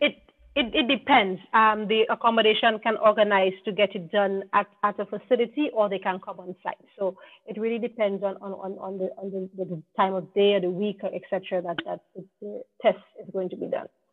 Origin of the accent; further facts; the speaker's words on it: Dominica; we are English speaking country, but we also speak a French Creole called patois